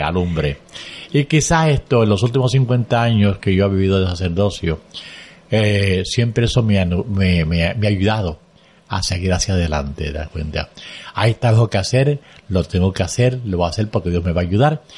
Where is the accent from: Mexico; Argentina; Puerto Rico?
Puerto Rico; Caguas; also born or lived in Aguas Buenas, Puerto Rico; no habíamos jugado a Caguas. Y allá, pues, de allá salí yo hacia el seminario